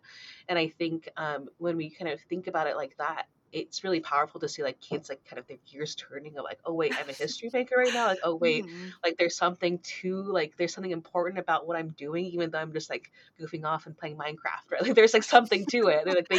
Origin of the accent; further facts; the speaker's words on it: United States; So for me too, like, I'm Japanese American.